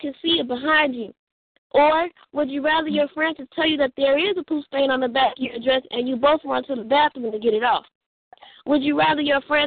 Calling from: Chicago, Illinois, United States; I'm calling from Chicago

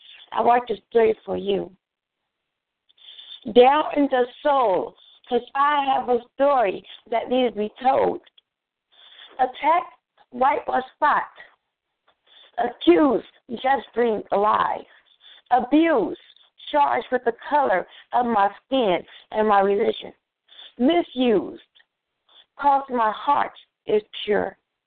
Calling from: Chicago, Illinois, United States; I'm calling from East Side Chicago in the hospital right now.

